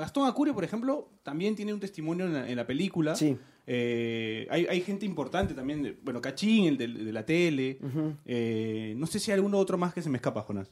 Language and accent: Spanish; Peru; somos los peruanos